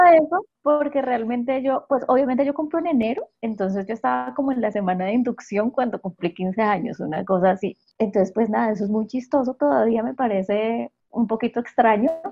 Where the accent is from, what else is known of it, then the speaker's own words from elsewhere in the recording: Acevedo, Huila, Colombia; moved away; yo nací en un pueblo muy pequeñito del sur de Huila que se llama Acevedo